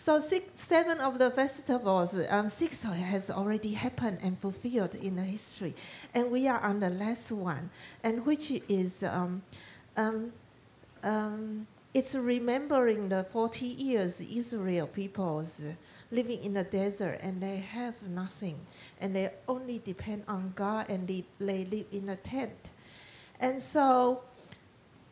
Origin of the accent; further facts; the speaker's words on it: Taiwan; English is a second language; now in South Texas, United States; I'm from Taiwan